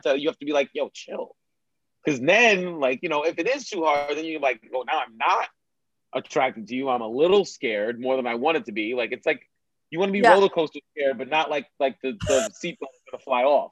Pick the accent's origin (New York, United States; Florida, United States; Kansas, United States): New York, United States; New York City; I grew up in New York